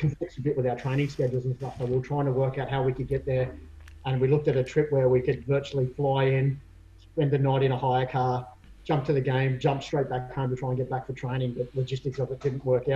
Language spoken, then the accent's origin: English; Sydney, New South Wales, Australia; I grew up in the inner city, so I grew up around Redfern and Waterloo.